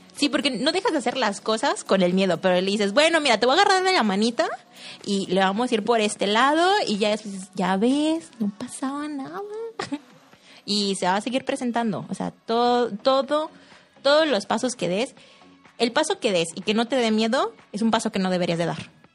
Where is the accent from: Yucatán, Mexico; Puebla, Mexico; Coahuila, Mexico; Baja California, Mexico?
Coahuila, Mexico; Saltillo; soy de aquí de Saltillo